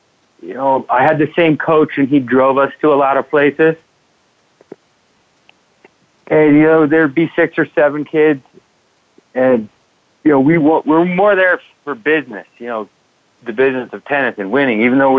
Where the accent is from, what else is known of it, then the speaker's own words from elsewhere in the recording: Omaha, Nebraska, United States; moved away as an adult; also born or lived in Fort Collins, Colorado; I grew up in Omaha, Nebraska. I am one of five children. My parents still live in the same house.